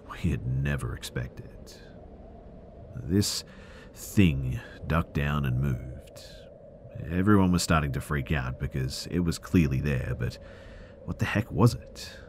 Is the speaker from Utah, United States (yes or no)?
no; West Palm Beach, Florida, United States; I grew up in West Palm Beach.